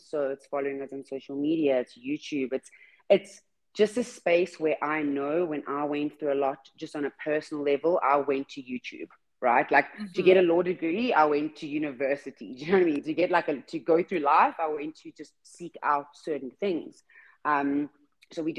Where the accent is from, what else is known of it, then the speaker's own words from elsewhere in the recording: South Africa; I'm from South Africa